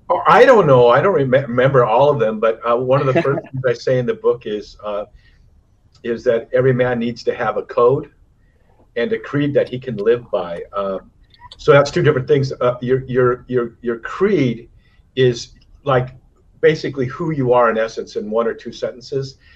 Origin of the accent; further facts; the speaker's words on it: Santa Cruz, California, United States; also born or lived in North Dakota; now in Hawaii, United States; we moved to Santa Cruz as a kid